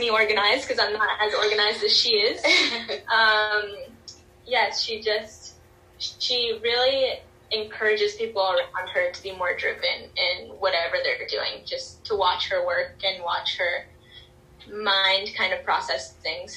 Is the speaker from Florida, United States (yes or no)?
yes; South Florida, United States; growing up in South Florida, being right on the water